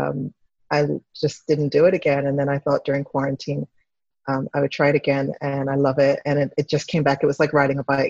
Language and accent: English; Devon, Pennsylvania, United States; also born or lived in Chester, Pennsylvania / Villanova, Pennsylvania; I was born in Chester, Pennsylvania, but I grew up in partly in Devon, Pennsylvania, and Villanova